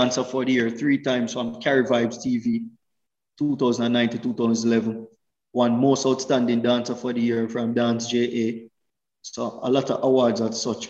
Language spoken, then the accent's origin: English; Kingston, Jamaica; moved away as an adult; also born or lived in Switzerland; I was born in Kingston, Jamaica, in a nice community called St. Andrew Park